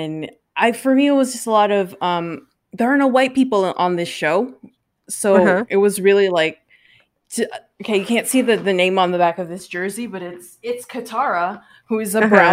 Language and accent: English; California, United States; I'm from California